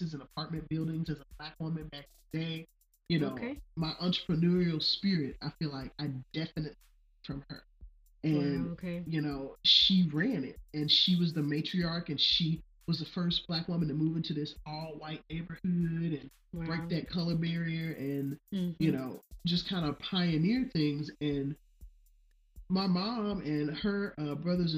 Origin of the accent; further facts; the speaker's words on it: Memphis, Tennessee, United States; moved away as an adult; I'm originally from Memphis, and I grew up there. Didn't move away till I graduated from college